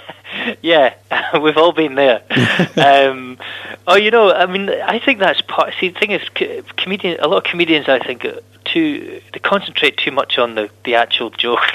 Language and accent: English; Scotland, United Kingdom; about being Scottish